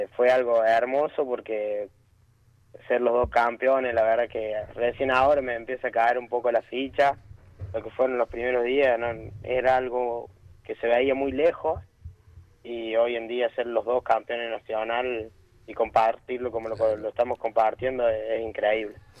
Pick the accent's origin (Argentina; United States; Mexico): Argentina; Colazo, Córdoba; los dos somos de Colazo, Córdoba